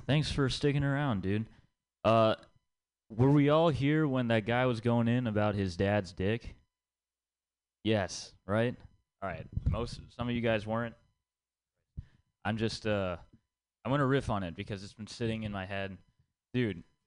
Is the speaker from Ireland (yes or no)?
no; India; I'm Indian, and growing up, I had to listen to a lot of Bollywood songs